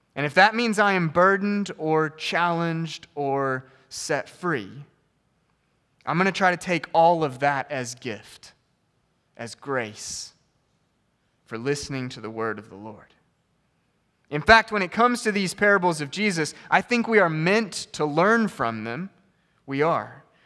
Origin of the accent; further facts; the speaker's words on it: United States; as an American